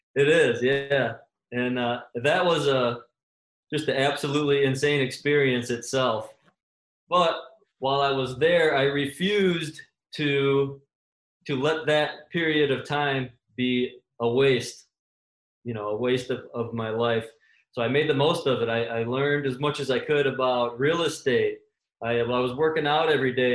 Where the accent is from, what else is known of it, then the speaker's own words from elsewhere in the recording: Michigan, United States; I'm from Michigan